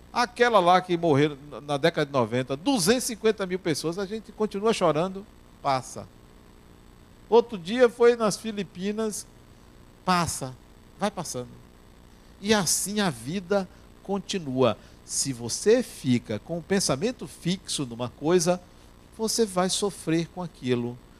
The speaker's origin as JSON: {"language": "Portuguese", "country": "Brazil", "said": "nós brasileiros"}